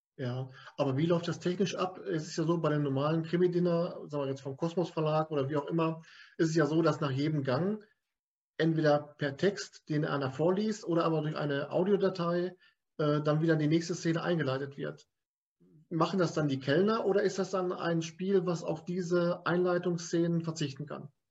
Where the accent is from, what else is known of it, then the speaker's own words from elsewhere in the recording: Lippstadt, North Rhine-Westphalia, Germany; Ich bin ja aus Lippstadt